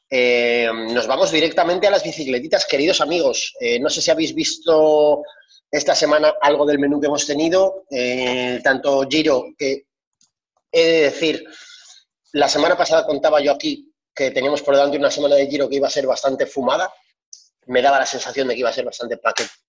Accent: France; Yo siendo francés tampoco me gustaría hablar demasiado

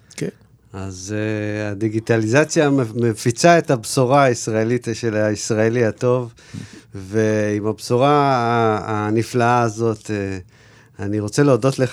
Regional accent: Israel

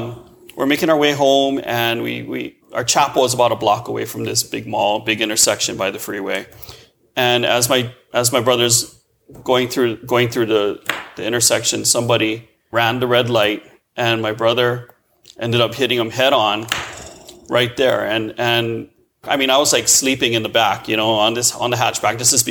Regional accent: Honolulu, Hawaii, United States; Honolulu, Hawaii.

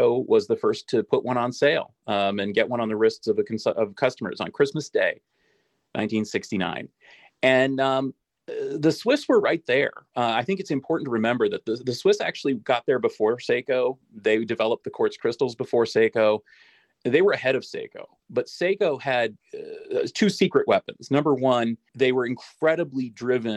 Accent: United States; I'm the American here

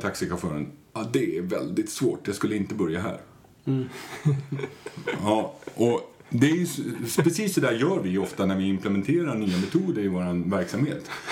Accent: Stockholm, Stockholm County, Sweden; Jag är från Stockholm

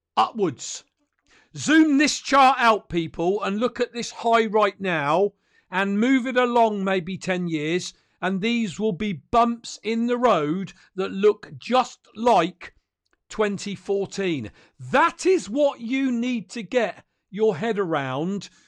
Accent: United Kingdom; I'm a Brit as well

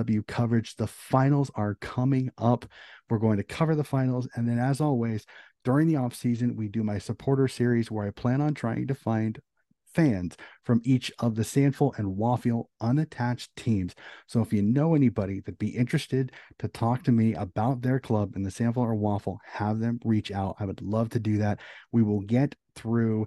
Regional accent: United States; being an American

